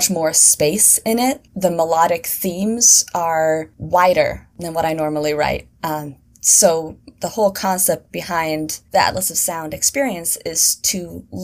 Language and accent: English; Sweden; moved away as an adult; also born or lived in Seattle, United States; now in New York, United States; I moved from Sweden to Seattle when I was 18